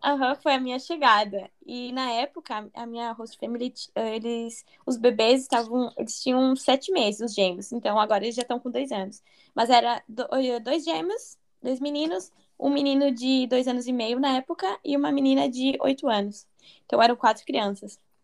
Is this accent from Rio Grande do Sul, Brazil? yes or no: yes; Rio Grande do Sul, Brazil; eu sou do sul do Brasil, eu sou de. Eu esqueci de falar essa parte, eu sou do Rio Grande do Sul